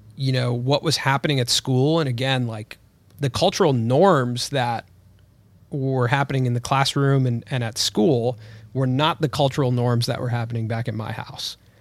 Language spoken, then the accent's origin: English; Los Angeles, California, United States; I was born here in Los Angeles, but both of my parents were born in India. And when I was brought up here in L